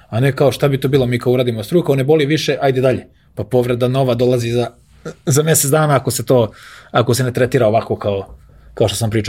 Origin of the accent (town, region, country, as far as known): Belgrade, Serbia